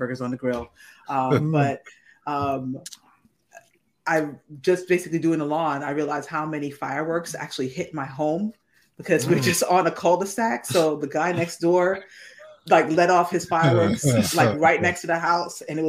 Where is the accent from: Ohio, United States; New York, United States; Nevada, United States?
New York, United States; New York City; moved away; In Brooklyn, where I grew up